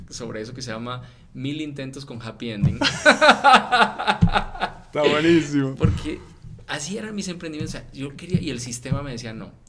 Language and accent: Spanish; Mexico; no, no, soy mexicano o sea, neta, soy mexicano, o sea, yo voy a Colombia y me siento como como un turista.